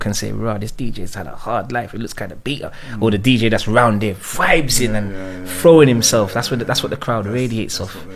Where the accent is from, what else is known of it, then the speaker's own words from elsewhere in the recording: London, United Kingdom; Growing up in Northwest